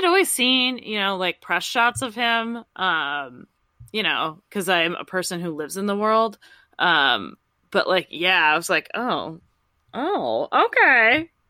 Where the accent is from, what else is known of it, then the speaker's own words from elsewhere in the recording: Midwest / Minnesota, United States; as a Midwesterner